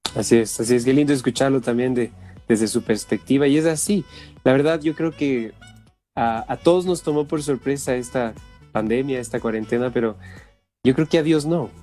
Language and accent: Spanish; Ecuador; somos de acá, del Ecuador